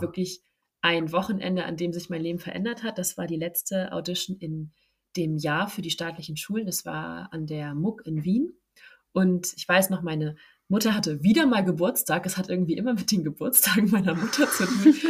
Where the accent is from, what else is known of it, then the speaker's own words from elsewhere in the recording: Hamburg, Germany; ich komme ja aus Hamburg